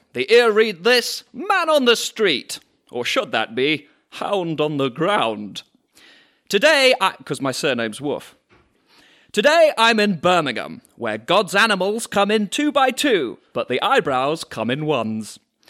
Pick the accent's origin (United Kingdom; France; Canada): France; I grew up in France.